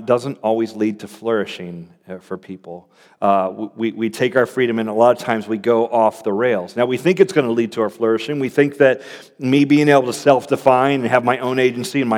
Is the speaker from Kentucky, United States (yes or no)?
no; Florida, United States; moved away as an adult; also born or lived in Cincinnati, Ohio; I grew up in Florida